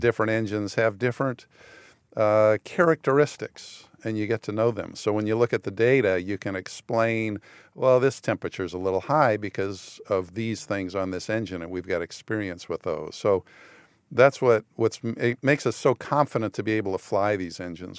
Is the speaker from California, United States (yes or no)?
yes; San Fernando Valley, California, United States; moved away; I grew up in the San Fernando Valley